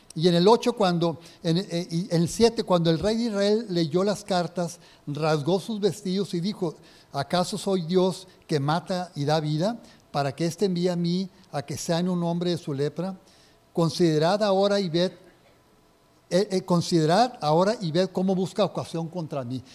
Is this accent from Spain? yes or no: no; Linares, Nuevo León, Mexico; yo soy de Linares